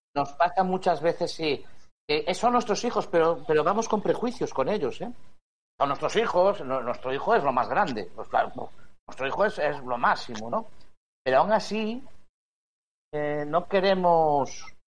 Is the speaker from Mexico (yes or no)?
no; Spain; como español